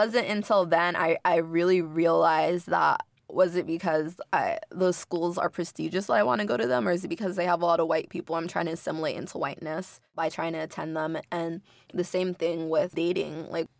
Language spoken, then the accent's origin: English; Inglewood, California, United States; I'm from Inglewood. It's a mostly black and brown city, right?